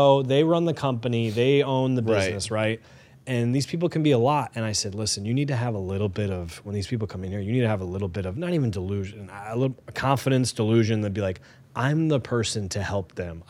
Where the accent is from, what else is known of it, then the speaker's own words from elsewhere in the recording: Connecticut, United States; we're from Connecticut